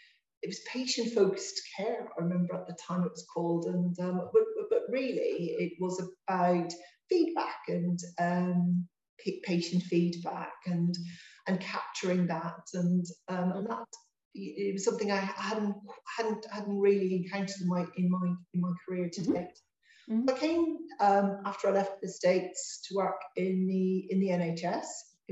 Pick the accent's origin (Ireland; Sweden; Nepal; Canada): Ireland; I grew up, I'm from Ireland. I grew up in on the border, actually.